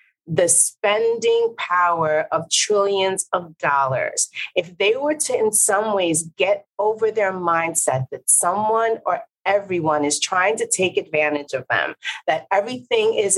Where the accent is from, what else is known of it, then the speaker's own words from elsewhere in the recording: New York City, New York, United States; also born or lived in Puerto Rico; a Puerto Rican from the Bronx